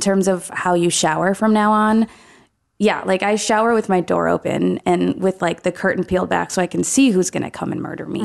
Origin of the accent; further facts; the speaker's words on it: Ann Arbor, Michigan, United States; I'm from Ann Arbor, Michigan